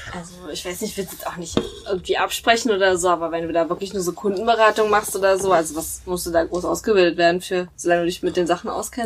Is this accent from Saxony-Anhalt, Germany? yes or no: yes; Halle, Saxony-Anhalt, Germany; 24, ich komme aus Halle